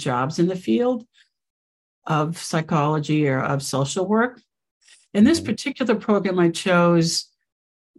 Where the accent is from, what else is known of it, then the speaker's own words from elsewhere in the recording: West Coast, United States; moved away; also born or lived in New York; I'm from the West Coast and I wanted to get back to the West Coast